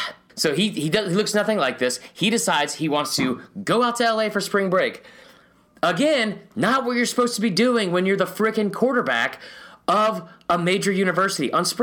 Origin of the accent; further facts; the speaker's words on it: Stone Mountain, Georgia, United States; So I'm from Stone Mountain, Georgia. It's where Donald Glover's from.